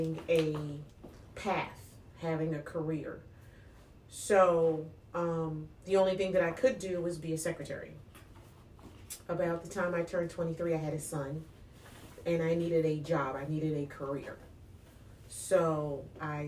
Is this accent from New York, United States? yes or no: yes; New York, United States; I grew up in New York